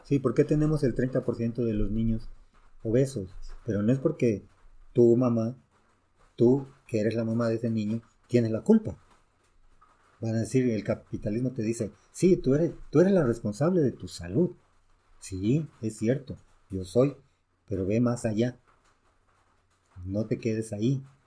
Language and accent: Spanish; Mexico; also born or lived in Guatemala / El Salvador; somos mexicanos y culturalmente mexicanos